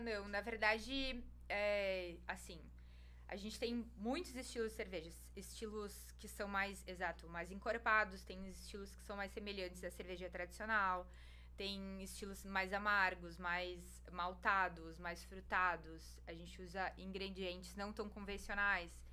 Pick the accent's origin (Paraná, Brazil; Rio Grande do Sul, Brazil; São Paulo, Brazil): Rio Grande do Sul, Brazil; moved away as an adult; also born or lived in Blumenau / Salvador; now in Lauro de Freitas, Brazil; eu sou gaúcha